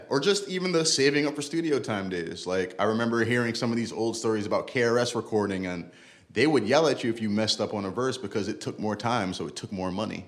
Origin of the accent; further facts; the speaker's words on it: New York City, New York, United States; also born or lived in Bronx; I'm originally from Brooklyn